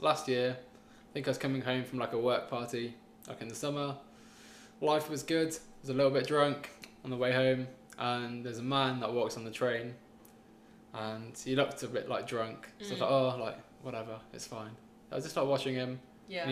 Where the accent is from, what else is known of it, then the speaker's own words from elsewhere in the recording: Loughborough, East Midlands, United Kingdom; moved away as an adult; now in London, United Kingdom; Shout out if you know Loughborough